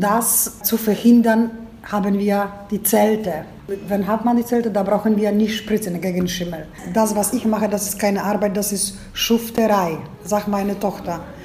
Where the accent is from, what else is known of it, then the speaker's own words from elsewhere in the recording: a village near Gubin, Lubusz Voivodeship, Poland; German is a second language; Ich stamme aus dem Dorf